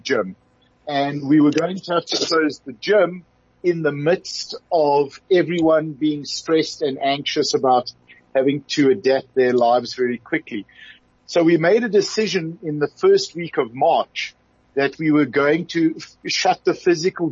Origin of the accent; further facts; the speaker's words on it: South Africa; being a South African